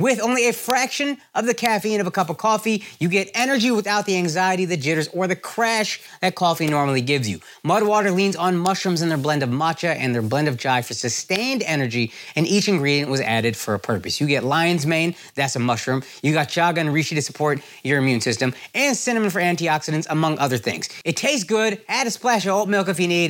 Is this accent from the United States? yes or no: yes; Dallas, Texas, United States; I'm from Dallas